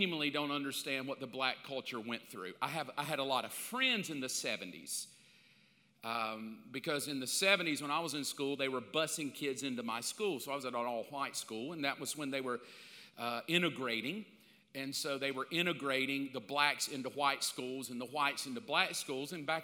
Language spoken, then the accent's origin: English; the South, United States; I grew up in the South.